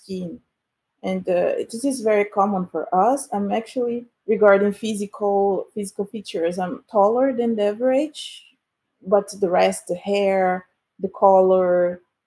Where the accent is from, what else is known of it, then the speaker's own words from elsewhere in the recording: Belém, Pará, Brazil; moved away as an adult; also born or lived in Rio de Janeiro, Brazil / Padova, Italy / Zurich, Switzerland; now in Switzerland; I'm born in Belém. It's a northern city in Brazil, in the Amazon region area. And I really grew up in the suburbs of the city